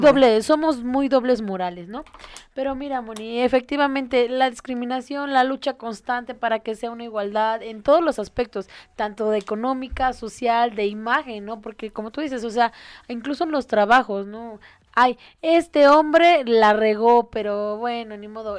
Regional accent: Mexico; los mexicanos tendemos a ser muy chistosos y sacar broma de todo

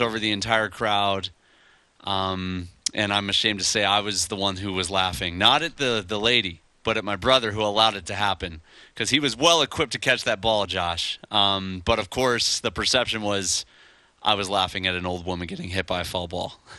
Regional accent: outside of Chicago, Illinois, United States; now in Honolulu, United States; where we grew up outside of Chicago

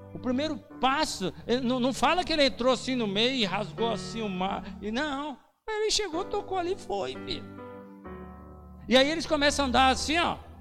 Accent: Brazil; A gente é brazuca

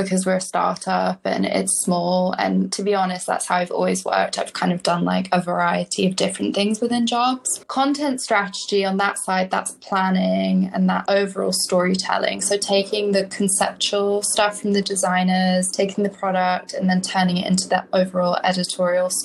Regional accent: London, United Kingdom; moved away as an adult; now in United States; I am originally from London. I moved to the States when I was 21, and I've been here ever since.

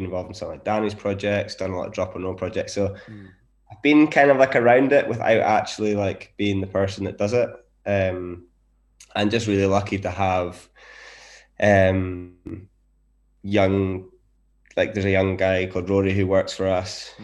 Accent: Inverness, Scotland, United Kingdom; also born or lived in Glasgow; we are from Inverness

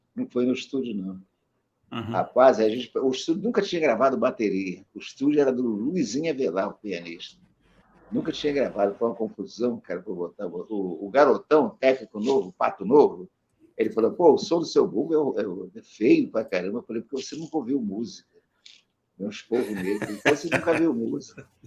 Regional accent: Rio de Janeiro, Brazil; Eu sou carioca do Brejo, carioca do sertão

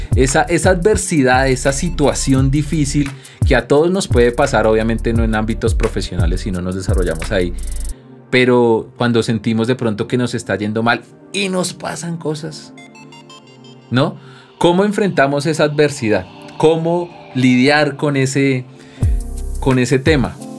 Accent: Colombia; nos han enseñado a actuar como colombianos

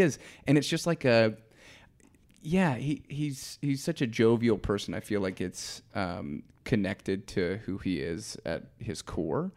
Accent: Georgia, United States; I'm from Georgia

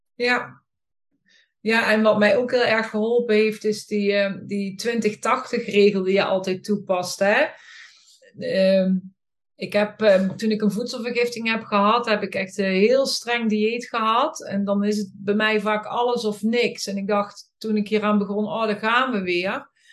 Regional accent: Boxmeer, North Brabant, Netherlands; ik kom uit Boksmeer en daar woon ik met mijn man

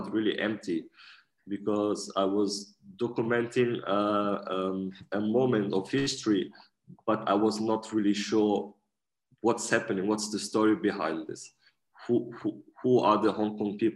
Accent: Portugal; also born or lived in Germany; I'm 29 years old. I was born in Germany and raised in Portugal. And since we are very young, my mom and my family, we used to travel quite a lot.

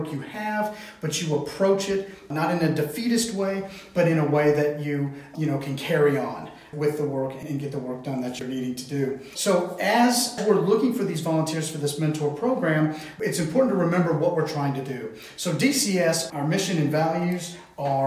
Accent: Tennessee, United States; we are from Tennessee.

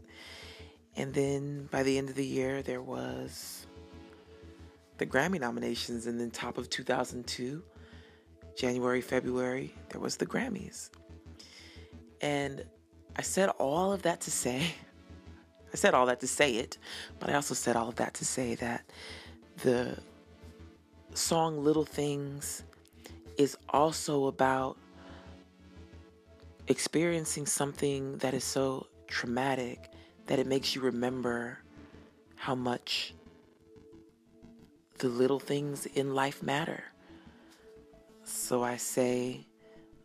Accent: Denver, Colorado, United States; moved away; I was born and raised in Denver

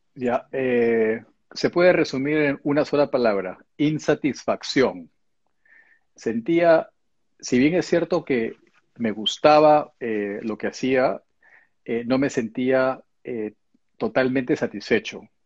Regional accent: Peru; moved away as an adult; also born or lived in Japan; now in England; hice todo el colegio en el Perú, después me fui a estudiar la carrera universitaria eh, a Japón

